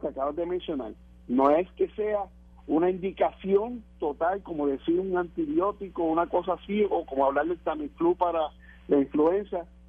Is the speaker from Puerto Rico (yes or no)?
yes; Lares, Puerto Rico; allá mi pueblo de Lares